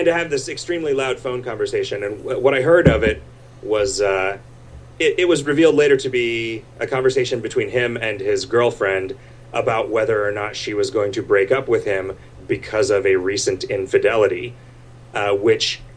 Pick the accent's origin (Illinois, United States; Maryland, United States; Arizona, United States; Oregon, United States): Arizona, United States; Arizona's Mile High City, United States; I grew up in Arizona's Mile High City.